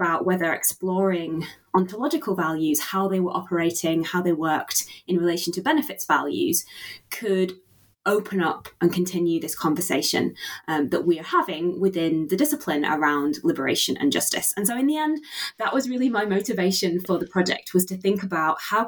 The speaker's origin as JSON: {"language": "English", "region": "Yorkshire and the Humber", "country": "United Kingdom", "tie": "born or raised there", "said": "when I was growing up in Yorkshire"}